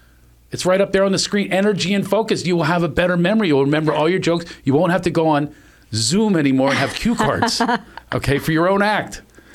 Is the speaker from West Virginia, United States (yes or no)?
yes; West Virginia, United States; born there; I was born in West Virginia.